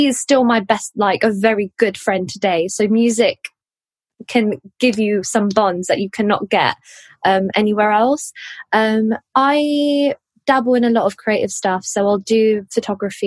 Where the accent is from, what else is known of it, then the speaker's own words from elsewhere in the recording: London, United Kingdom; I'm from West London, born and bred